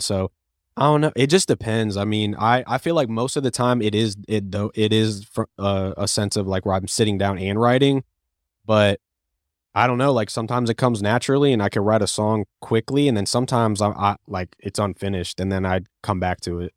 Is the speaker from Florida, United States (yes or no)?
yes; Cape Coral, Florida, United States; also born or lived in Lakeland, Florida; I was born and raised in Cape Coral, Florida, and then I moved to Lakeland in two thousand twelve